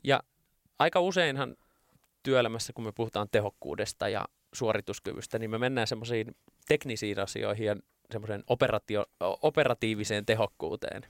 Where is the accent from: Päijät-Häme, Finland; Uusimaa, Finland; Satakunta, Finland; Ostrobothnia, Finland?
Päijät-Häme, Finland; Lahti; Ylpeä juuristani, tulen Lahesta